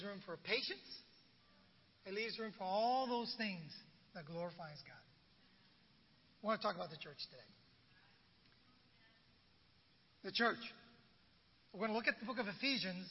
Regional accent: San Francisco, California, United States; born or raised there; also born or lived in Vietnam

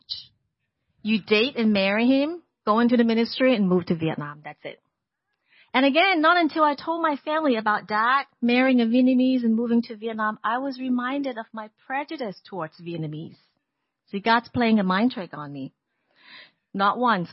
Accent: Hong Kong; moved away as an adult; also born or lived in Portland, Oregon; people of Hong Kong, like me

